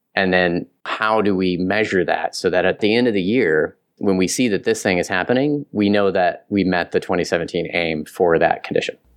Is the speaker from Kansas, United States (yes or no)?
yes; Southern Kansas, United States; I'm from Southern Kansas